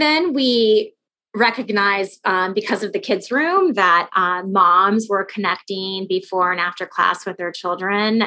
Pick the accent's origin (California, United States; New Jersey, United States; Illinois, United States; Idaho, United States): California, United States; Los Angeles; now in Chicago, United States; So I'm from Southern California